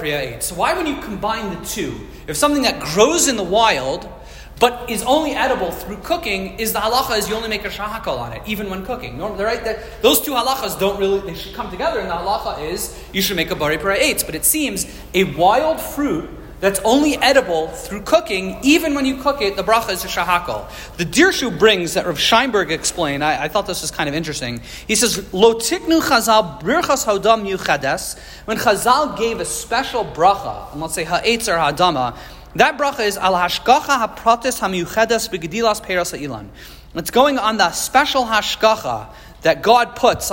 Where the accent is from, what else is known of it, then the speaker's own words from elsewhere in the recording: Maryland, United States; growing up in Maryland